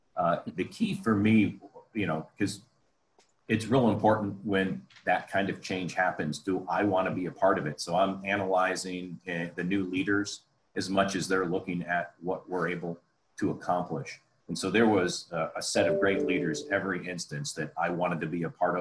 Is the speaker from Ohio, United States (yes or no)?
yes; Columbus, Ohio, United States; moved away; also born or lived in Detroit / Los Angeles / Chicago; my hometown here in Columbus, Ohio